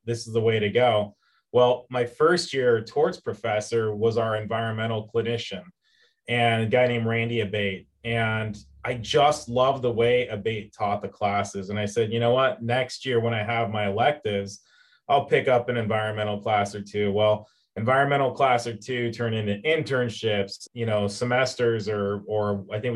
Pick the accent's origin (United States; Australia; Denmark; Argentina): United States; Auburn, California; I'm actually a California kid. I grew up in the Sacramento area, a small town called Auburn